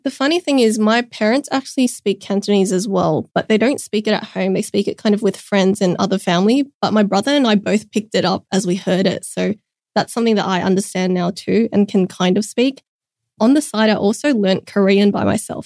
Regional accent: Sydney, New South Wales, Australia; I was born in Sydney, raised here my whole life. Specifically, I've been living in southwest Sydney for my whole life

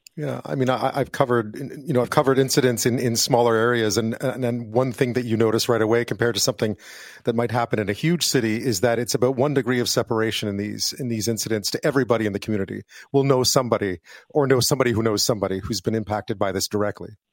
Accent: Montreal, Quebec, Canada; growing up in Montreal, as I did

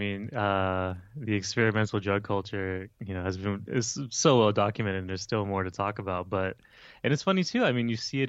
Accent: Pomona, California, United States; also born or lived in Oakland, California; now in Sacramento, United States; where I'm from will always be Southern California and Pomona.

